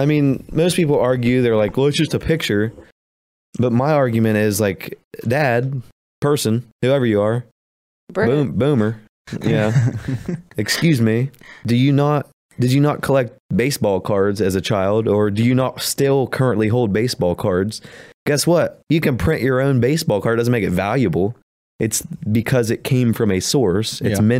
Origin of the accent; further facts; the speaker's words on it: Appalachia, United States; accent: Appalachian; We're from Appalachia, so we say world weird.